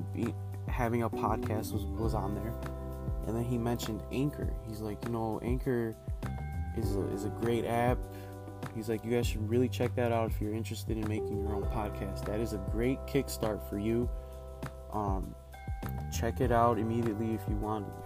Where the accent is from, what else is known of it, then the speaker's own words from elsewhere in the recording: Chicago, Illinois, United States; I am from Chicago